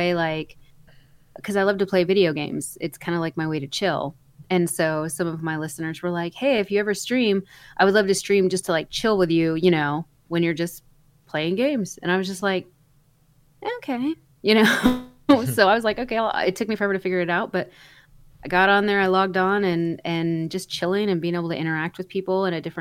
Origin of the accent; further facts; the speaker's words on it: North Central Texas, United States; I was born been raised in North Central Texas in a very, very small town